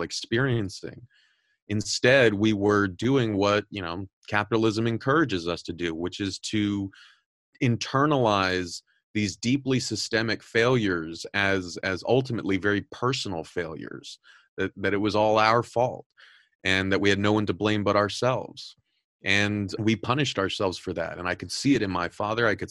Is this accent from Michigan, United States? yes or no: no; Southern California, United States; I'm originally from Southern California